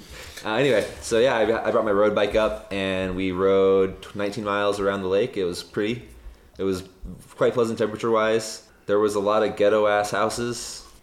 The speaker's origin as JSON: {"language": "English", "town": "South Jordan", "region": "Utah", "country": "United States", "tie": "born or raised there", "also_born_or_lived": "Sandy, Utah / Idaho", "said": "So I grew up in South Jordan, Utah, which is about 20 miles south of downtown Salt Lake. It's still considered Salt Lake, but it's, you know, it's an incorporated town on the outskirts."}